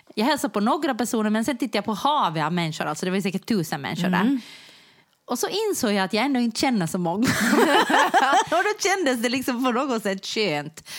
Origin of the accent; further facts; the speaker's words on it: Ostrobothnia, Finland; jag är ju ändå i grunden österbottning